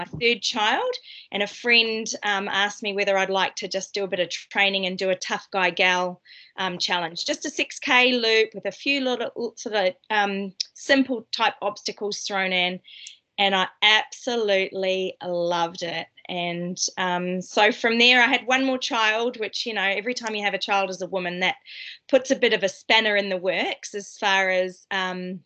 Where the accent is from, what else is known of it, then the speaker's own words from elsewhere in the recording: Tenterfield, New South Wales, Australia; moved away as an adult; now in New Zealand; So I grew up in Australia. I try to hide my accent so you can't tell, but people can still tell.